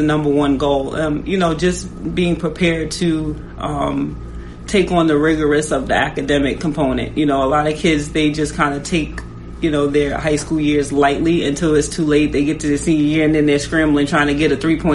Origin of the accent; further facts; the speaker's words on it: New York, United States; now in Washington, D.C., United States; I am from New York